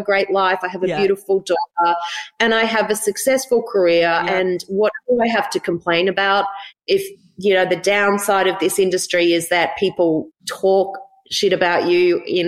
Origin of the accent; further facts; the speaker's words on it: Gold Coast, Queensland, Australia; We grew up on the Gold Coast